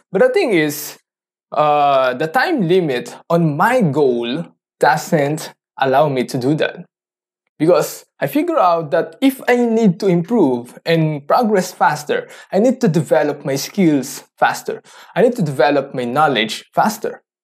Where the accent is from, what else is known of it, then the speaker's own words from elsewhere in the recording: Philippines; English is a second language; I'm a Filipino, so I don't know how to do or talk in English fluently